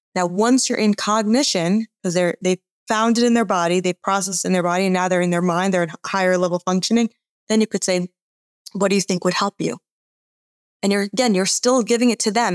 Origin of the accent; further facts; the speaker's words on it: Atlanta, Georgia, United States; I grew up in Atlanta.